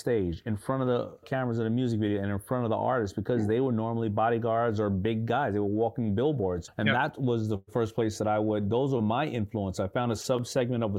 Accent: New York City, New York, United States; I grew up in Hollis, Queens.

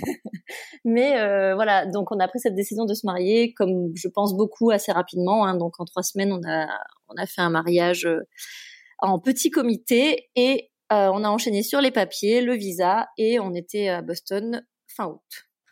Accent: Martinique; moved away as an adult; also born or lived in Paris; j'ai quitté la Martinique où j'avais passé toute ma vie pour aller en prépa à Paris

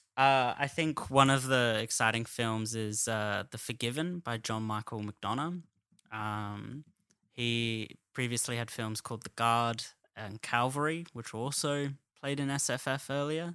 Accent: Adelaide, South Australia, Australia; moved away as an adult; now in Sydney, Australia

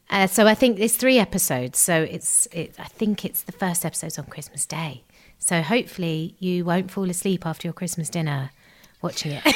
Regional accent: Gravesend, South East England, United Kingdom; we grew up in uh, Kent, in Gravesend

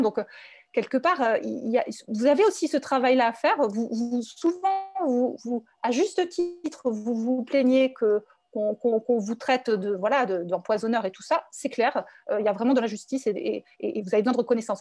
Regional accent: Paris, Île-de-France, France; je suis parisienne, je suis un peu bobo

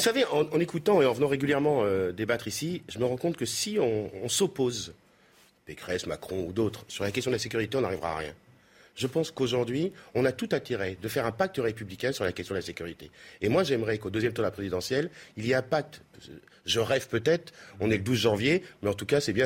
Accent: Marseille, Provence-Alpes-Côte d'Azur, France; je viens de Marseille

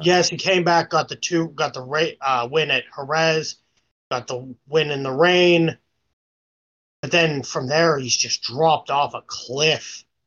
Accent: United States; I'm American

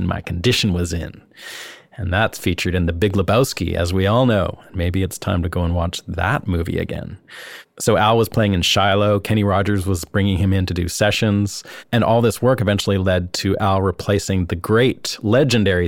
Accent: Canada; where I'm from in Canada

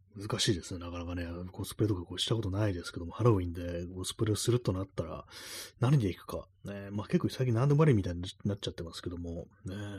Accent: Tokyo, Japan; 私、東京の人間

